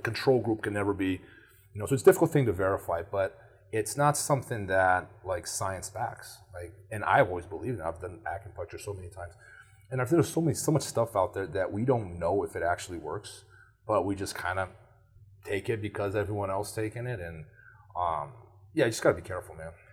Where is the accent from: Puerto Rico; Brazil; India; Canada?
Brazil; moved away; I grew up in Brazil.